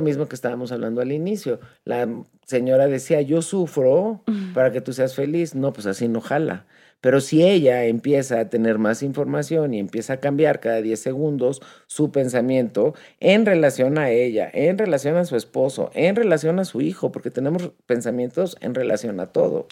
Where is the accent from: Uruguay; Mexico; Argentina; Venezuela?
Mexico; nosotros como mexicanos